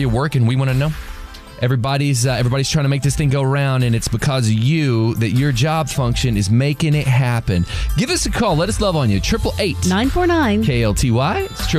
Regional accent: Ellis County, Texas, United States; I'm from Ellis County, man. We drink well water down there.

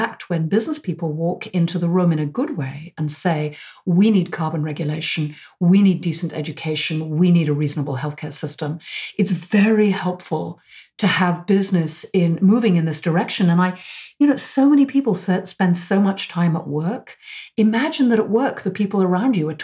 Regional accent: United Kingdom; now in United States; I'm British

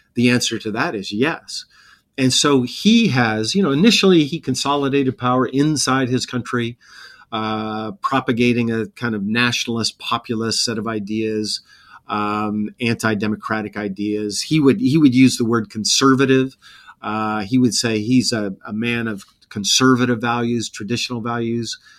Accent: Montana, United States; moved away; I grew up in Montana, and my junior year, we moved to a town called Bozeman

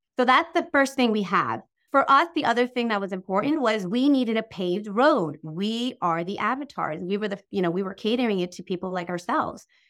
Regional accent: Long Island, New York, United States; I'm from New York

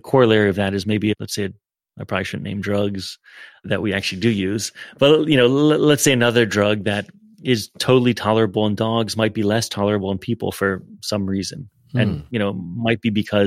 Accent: Miami, Florida, United States; I'm from Miami, Florida. I've always grown up on the water

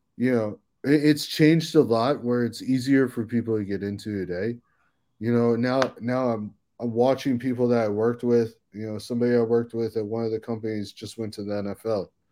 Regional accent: Silver Spring, Maryland, United States; I grew up in Silver Spring, Maryland.

